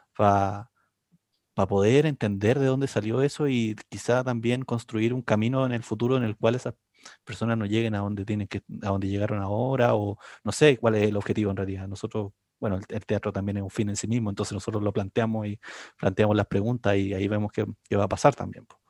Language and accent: Spanish; Concepción, Biobío, Chile; soy oriundo de Concepción